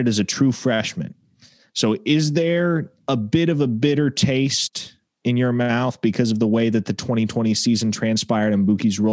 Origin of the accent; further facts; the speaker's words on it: Nebraska, United States; moved away as an adult; now in Oklahoma, United States; I grew up in Nebraska. I went to high school in Nebraska